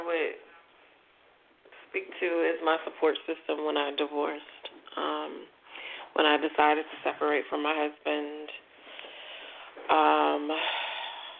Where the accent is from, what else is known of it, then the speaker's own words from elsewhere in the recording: the South, United States; now in Washington, D.C. metropolitan area, United States; I'm originally from the South